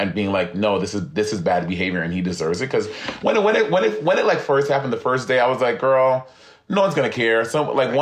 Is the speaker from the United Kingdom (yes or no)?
no; St. Lucia; moved away; growing up, I grew up in St. Lucia